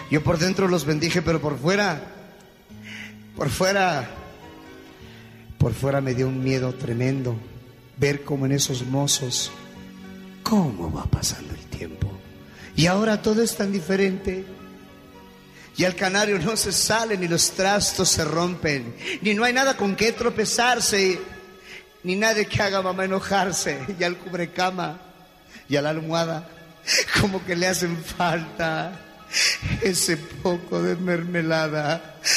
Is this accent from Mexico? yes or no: yes; Acámbaro, Guanajuato, Mexico; now in Phoenix, United States; yo radico en Phoenix, Arizona, pero somos de Acámbaro, Guanajuato.